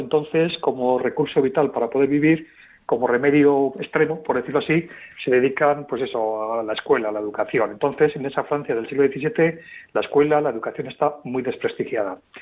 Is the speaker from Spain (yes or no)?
yes; Teruel province, Aragon, Spain; nací en Teruel, una ciudad pequeñita que todos conocéis, ¿no? Por nuestra cercanía geográfica, aunque mi familia pues es de un pueblo de la provincia